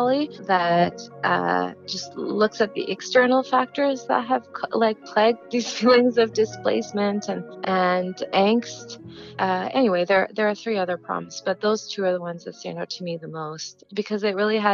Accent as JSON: {"language": "English", "town": "Gatineau", "region": "Quebec", "country": "Canada", "tie": "born or raised there", "said": "having been raised in the diaspora, and I grew up in Quebec, in Gatineau"}